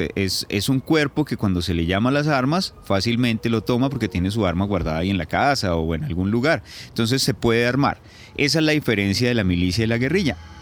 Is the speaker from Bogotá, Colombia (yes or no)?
no; Tabio, Cundinamarca, Colombia; also born or lived in Putumayo / La Habana; now in Bogotá, Colombia; nací en Tabio, Cundinamarca, el 5 de noviembre de 1978